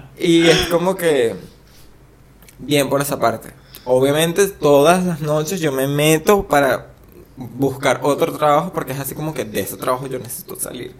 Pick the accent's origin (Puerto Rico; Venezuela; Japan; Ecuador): Venezuela; now in Argentina; soy venezolano